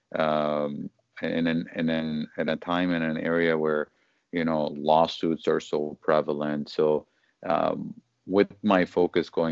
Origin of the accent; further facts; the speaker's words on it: Detroit, Michigan, United States; moved away as an adult; now in Los Angeles, United States; I'm originally from Detroit. I moved to the LA area here in California just over a year ago